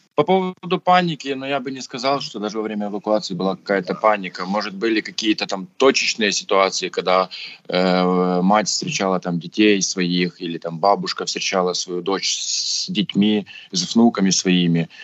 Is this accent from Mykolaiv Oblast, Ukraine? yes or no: yes; Voznesensk, Mykolaiv Oblast, Ukraine; я вернулся уже в свой родной город Вознесенск, откуда я родом